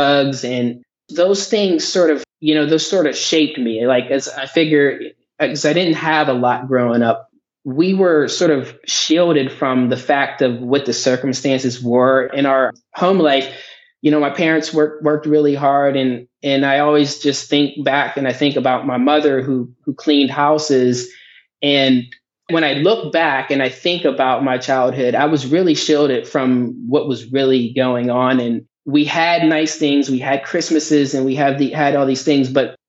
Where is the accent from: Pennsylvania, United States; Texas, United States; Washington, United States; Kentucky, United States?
Pennsylvania, United States; Johnstown; I grew up in a town called Johnstown, Pennsylvania